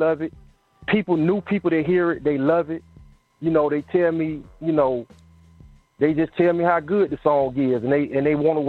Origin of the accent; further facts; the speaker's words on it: Atlanta, Georgia, United States; when I tell people I'm from Atlanta, they're shocked that I'm from Atlanta because everybody's from other places.